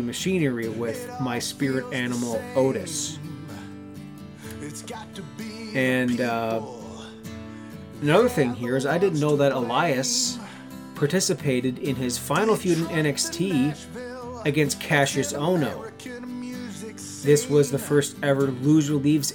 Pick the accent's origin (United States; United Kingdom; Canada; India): Canada; Southern Ontario; me being a Southern Ontario boy, I'm not from Toronto. I live like 3 hours west of the city